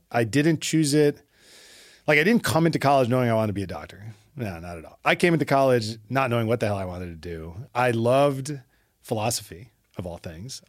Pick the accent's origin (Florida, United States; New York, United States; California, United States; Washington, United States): New York, United States; New York City; I was born and raised in Brooklyn